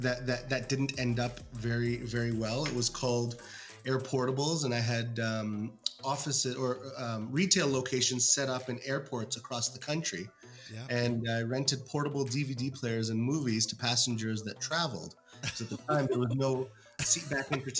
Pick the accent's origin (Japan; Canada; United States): Canada; also born or lived in Cairo, Egypt; we came to Canada when I was six months old or so.